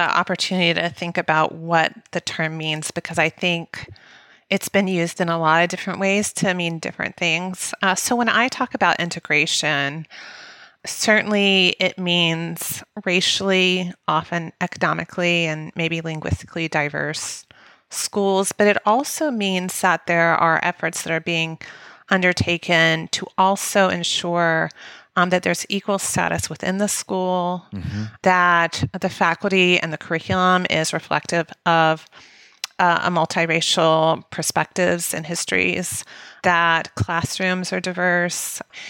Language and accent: English; the South, United States; because of our experiences growing up in the South